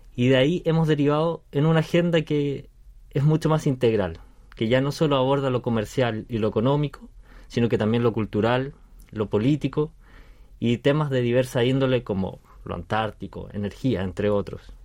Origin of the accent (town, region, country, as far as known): Chile; moved away as an adult; now in South Korea